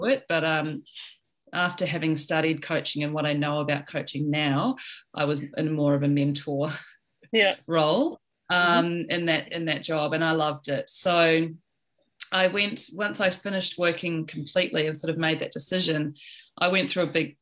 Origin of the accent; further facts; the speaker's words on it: New Zealand; now in Sydney, Australia; I'm from New Zealand originally, but I've lived in Australia for about 20 years.